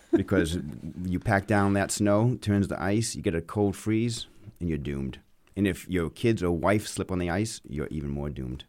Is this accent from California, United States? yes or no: no; Auburn, Maine, United States; accent: Maine; moved away as an adult; also born or lived in Boston; now in Bedford, United States; when I was growing up in Maine, people asked me where my accent was from